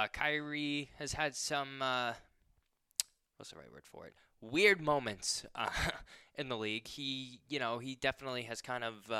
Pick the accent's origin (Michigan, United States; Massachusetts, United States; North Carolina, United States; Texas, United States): Massachusetts, United States; North Shore; I am from the North Shore area, born and raised.